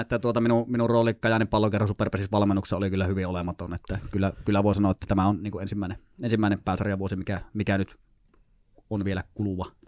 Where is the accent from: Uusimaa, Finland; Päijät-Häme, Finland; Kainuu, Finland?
Kainuu, Finland; Sotkamo; moved away as an adult; also born or lived in Lapland / Tornio; now in Joensuu, Finland; niin siellä kuitenkin semmoisen reilu parikymmentä vuotta Kainuussa eleilin ensi Sotkamossa armeija ikään asti